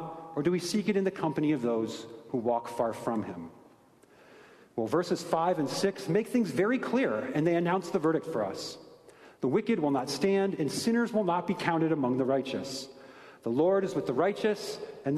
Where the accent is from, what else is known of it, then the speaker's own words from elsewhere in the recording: Ohio, United States; I'm from Ohio, but contrary to popular opinion, I did not grow up on a farm